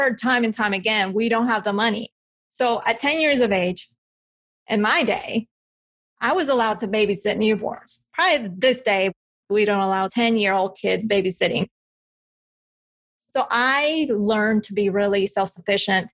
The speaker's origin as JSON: {"language": "English", "region": "Bogotá", "country": "Colombia", "tie": "born or raised there", "moved": "yes", "lives_now": "United States", "said": "I'm from Colombia. I was born in Bogota."}